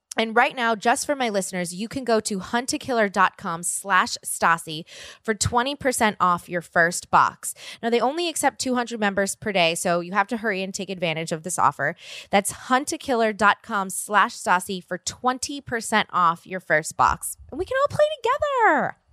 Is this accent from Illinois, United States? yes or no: no; New Orleans, Louisiana, United States; now in Los Angeles, United States; I'm from New Orleans